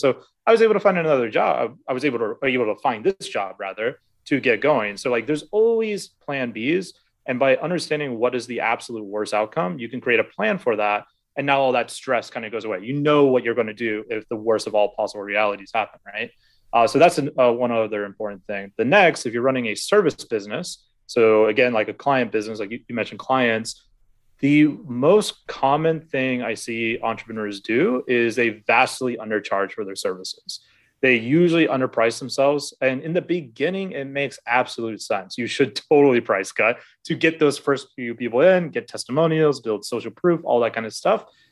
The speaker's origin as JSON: {"language": "English", "region": "Alaska", "country": "United States", "tie": "born or raised there", "moved": "as an adult", "lives_now": "Vietnam", "said": "I'm originally from Alaska, uh, born and raised there."}